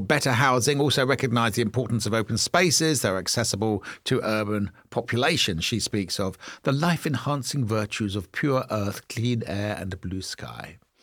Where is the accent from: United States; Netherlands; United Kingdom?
United Kingdom; Maidenhead, South East England; I grew up in Maidenhead